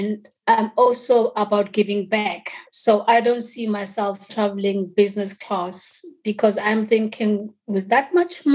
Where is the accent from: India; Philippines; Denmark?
Denmark; also born or lived in Swaziland / Stockholm / Harare / England; I grew up in Denmark